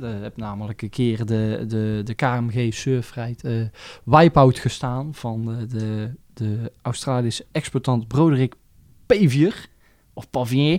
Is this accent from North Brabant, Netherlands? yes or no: yes; near Roosendaal, North Brabant, Netherlands; Roosendaal is ook mijn thuis... Ik kom dan niet uit Roosendaal, maar wel uit de buurt.